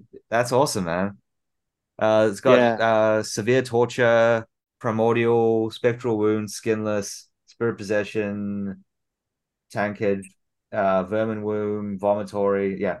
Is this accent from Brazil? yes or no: no; Australia; now in San Diego, United States; I live in San Diego, but I moved here from Australia.